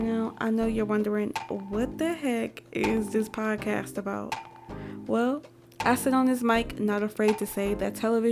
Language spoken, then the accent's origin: English; Detroit, Michigan, United States; I'm from Detroit